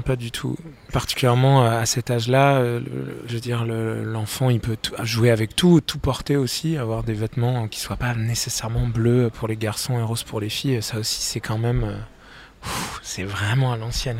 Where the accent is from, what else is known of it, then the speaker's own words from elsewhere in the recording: France; je suis français